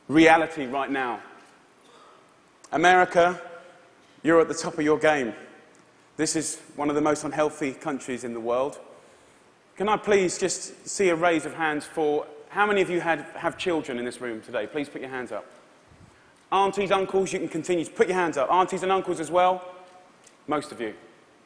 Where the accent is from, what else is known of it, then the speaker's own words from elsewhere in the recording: Essex, East of England, United Kingdom; I'm from Essex in England